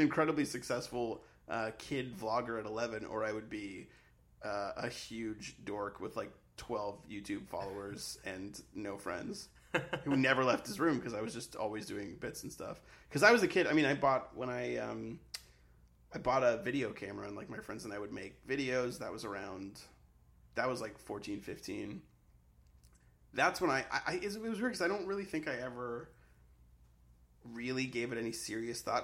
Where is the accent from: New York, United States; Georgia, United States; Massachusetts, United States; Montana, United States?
Massachusetts, United States; Sharon; growing up in Sharon was uh, sort of idyllic and sort of boring